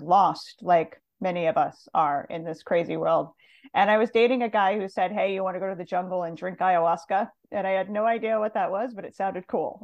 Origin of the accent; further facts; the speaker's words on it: Montana, United States; moved away; also born or lived in Los Angeles; I grew up in Montana, kind of a small town girl